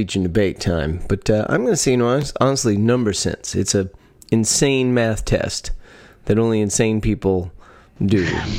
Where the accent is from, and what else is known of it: Texas, United States; born or raised there